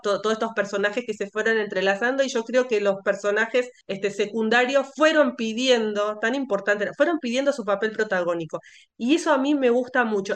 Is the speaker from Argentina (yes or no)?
yes; Argentina; yo soy argentina